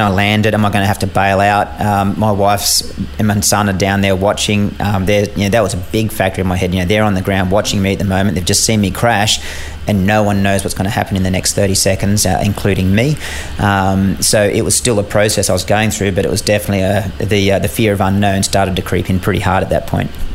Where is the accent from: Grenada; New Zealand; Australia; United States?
Australia; as an Australian um, officer embedded in a US squadron